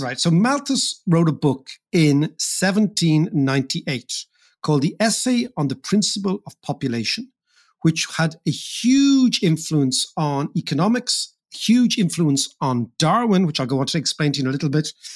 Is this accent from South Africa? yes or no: no; Ireland; as Irish people